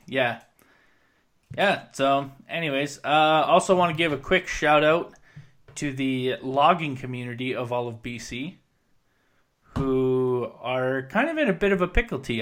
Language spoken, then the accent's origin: English; Williams Lake, British Columbia, Canada; moved away; I come from Williams Lake, which is very reliant on the logging industry